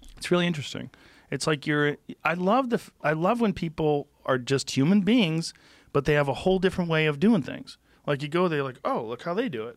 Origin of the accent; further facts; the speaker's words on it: Boston, Massachusetts, United States; moved away; I grew up in Boston.